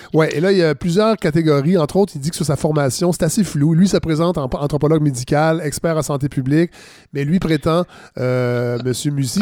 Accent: Quebec, Canada; en tant que Québécois

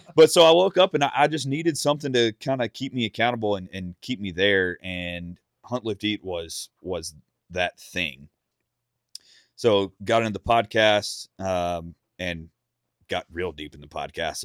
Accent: Mississippi, United States; now in Nashville, United States; growing up in Mississippi, I was blessed with private land and and hunting clubs

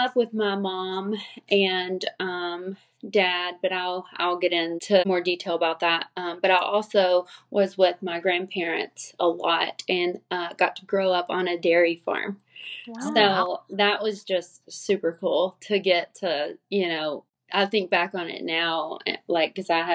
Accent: Springfield, Kentucky, United States; now in Lexington, United States; I grew up in Springfield, Kentucky, which is a really small rural area

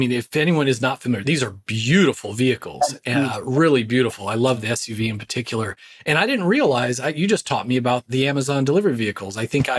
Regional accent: Orange County, California, United States; also born or lived in Redondo Beach, California; now in Philadelphia, United States; I was born in Redondo Beach and I grew up in Orange County.

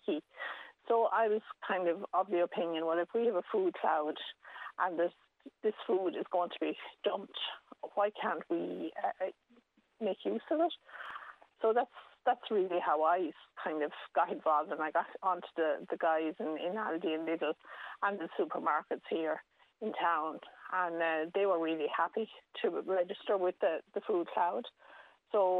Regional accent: Tullow, Leinster, Ireland; I'm actually from Tullow originally, or near enough to Tullow, just outside the town.

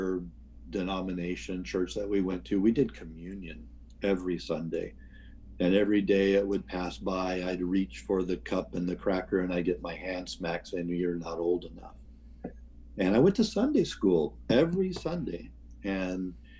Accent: Seattle area, Washington, United States; also born or lived in Wichita, Kansas / Tacoma; I was born in Wichita, Kansas, and we moved to the Seattle area when I was one. My dad worked for Boeing

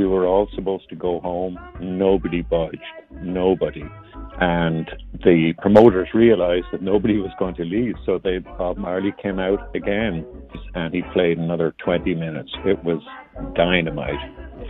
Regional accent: Dublin, Leinster, Ireland; now in Oakland, United States; I'm from Oakland, California, originally from Dublin, Ireland.

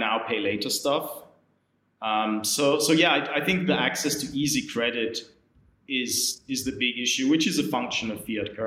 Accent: Austria; now in London, United Kingdom; I'm from Austria

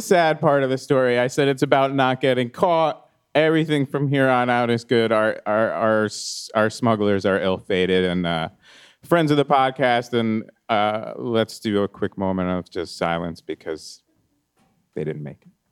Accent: East Coast, United States; moved away; I grew up on the East Coast. It was a lot different

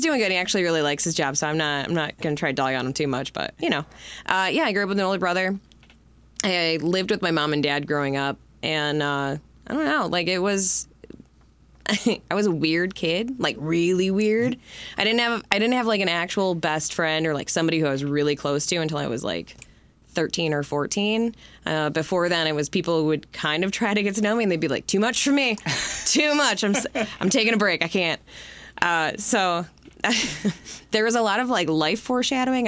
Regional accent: Livonia, Michigan, United States; also born or lived in Detroit, Michigan / Denver, Colorado; Livonia is where I was born and raised, and I as much as I hated the city growing up, I live there now as a parent.

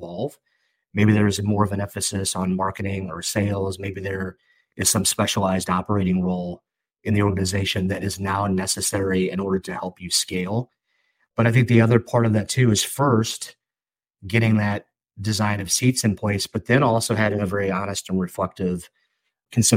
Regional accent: St. Louis, Missouri, United States; I'm from St. Louis and we're a baseball town

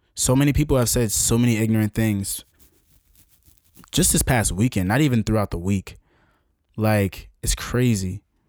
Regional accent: United States

